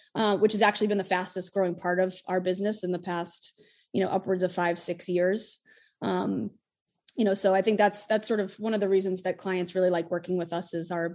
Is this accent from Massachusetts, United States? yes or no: yes; Hudson, Massachusetts, United States; I'm a born and raised Massachusetts native. I grew up in a little town called Hudson, Massachusetts